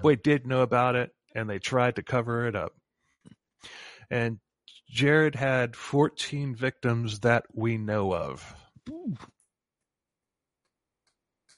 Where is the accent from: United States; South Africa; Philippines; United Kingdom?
United States; Florida; we're from Florida.